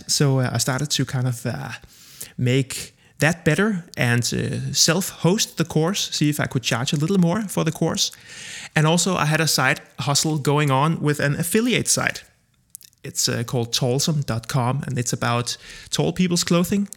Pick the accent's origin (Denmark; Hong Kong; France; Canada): Denmark; Copenhagen, Capital Region of Denmark; I am born and raised in Copenhagen, Denmark